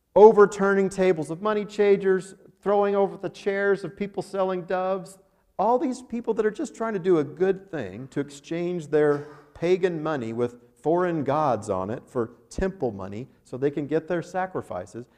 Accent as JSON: {"language": "English", "town": "Arvada", "region": "Colorado", "country": "United States", "tie": "born or raised there", "said": "the King Soopers grocery store in Arvada, Colorado, my hometown"}